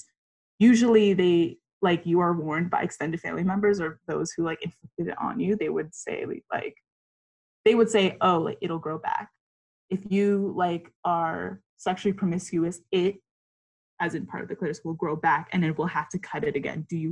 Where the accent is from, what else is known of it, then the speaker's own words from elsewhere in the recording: New York City, New York, United States; growing up in New York City and being born and raised in Queens, New York